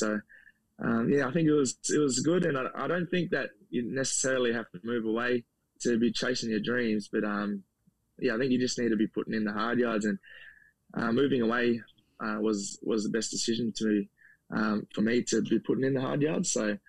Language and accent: English; Queensland, Australia; but being born in Weewar, so I'm a Queenslander though.